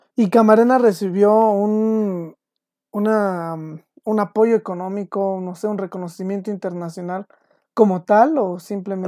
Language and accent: Spanish; Mexico; uno como mexicano